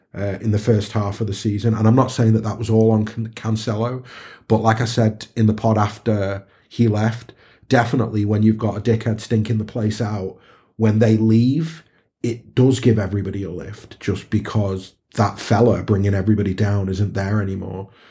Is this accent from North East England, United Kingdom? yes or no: no; Stockport, North West England, United Kingdom; We're all, we're all Stockport lads